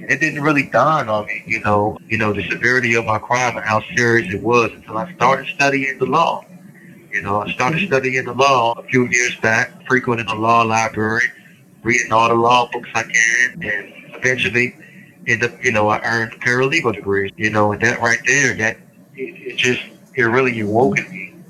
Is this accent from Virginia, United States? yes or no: yes; Roanoke, Virginia, United States; I'm from Roanoke, Virginia